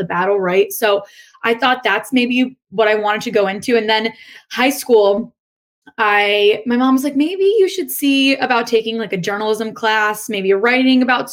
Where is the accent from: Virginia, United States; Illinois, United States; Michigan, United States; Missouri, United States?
Virginia, United States; Northern; moved away as an adult; now in Buffalo, United States; I grew up right outside of Washington, D.C., Northern Virginia area